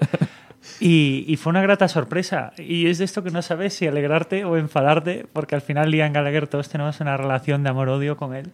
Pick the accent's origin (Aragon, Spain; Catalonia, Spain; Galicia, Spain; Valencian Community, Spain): Galicia, Spain; now in Barcelona, Spain; yo también soy gallego